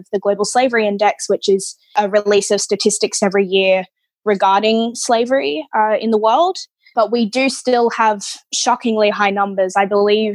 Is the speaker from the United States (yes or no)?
no; Australia; I was born in Australia